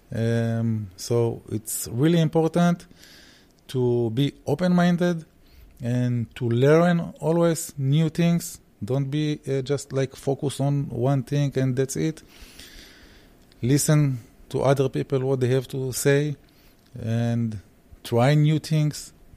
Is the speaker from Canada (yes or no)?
no; Israel; I am coming from Israel. My roots, my parents' roots, they are from Germany, but unfortunately, I speak only English